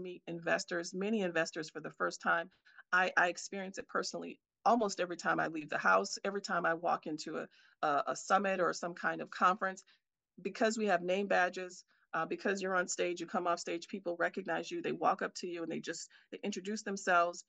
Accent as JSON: {"language": "English", "town": "Milwaukee", "region": "Wisconsin", "country": "United States", "tie": "born or raised there", "moved": "as an adult", "lives_now": "Silicon Valley, United States", "said": "I'm here in my hometown of Milwaukee, Wisconsin"}